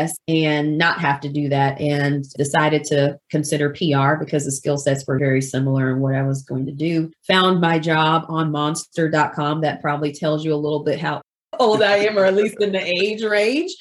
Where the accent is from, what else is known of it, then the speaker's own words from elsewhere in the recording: California, United States; now in Georgia, United States; I grew up in California. I actually live in Georgia now